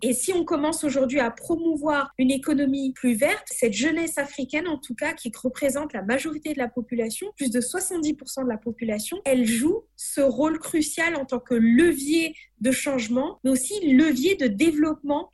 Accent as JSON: {"language": "French", "country": "Madagascar", "said": "de Madagascar"}